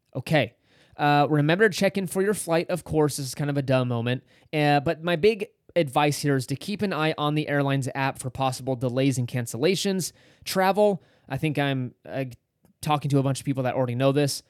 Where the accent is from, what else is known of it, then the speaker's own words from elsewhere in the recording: California, United States; We're from California